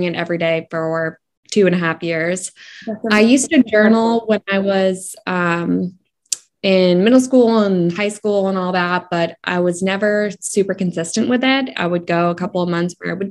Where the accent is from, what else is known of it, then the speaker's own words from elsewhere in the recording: Massachusetts, United States; I am from Massachusetts in the United States